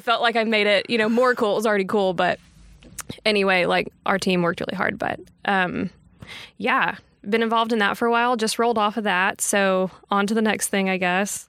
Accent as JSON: {"language": "English", "town": "Texarkana", "region": "Texas", "country": "United States", "moved": "as an adult", "lives_now": "Tyler, United States", "said": "I had interned back home. I'm from Texarkana"}